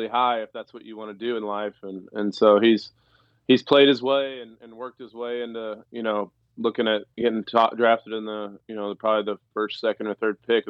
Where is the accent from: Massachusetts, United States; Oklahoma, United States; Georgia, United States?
Oklahoma, United States; Stillwater; moved away as an adult; also born or lived in Jupiter, Florida; I grew up in Stillwater